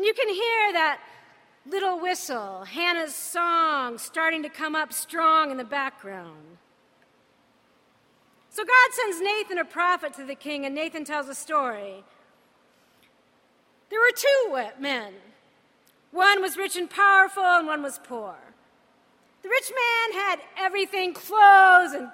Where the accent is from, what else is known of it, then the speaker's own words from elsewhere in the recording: United States; I'm American.